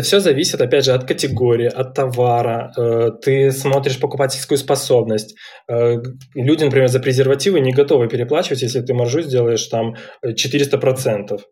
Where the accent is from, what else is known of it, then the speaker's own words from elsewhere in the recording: Minsk, Belarus; я сам из Минска